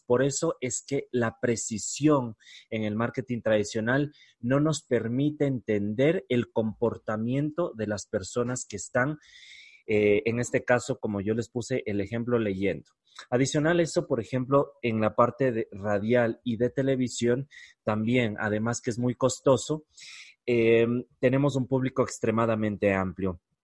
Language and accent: Spanish; Ecuador; en mi país, en Ecuador